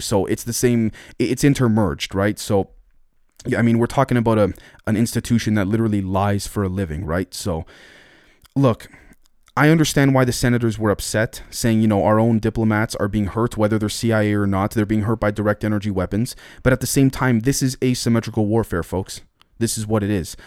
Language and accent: English; Canada; I'm Canadian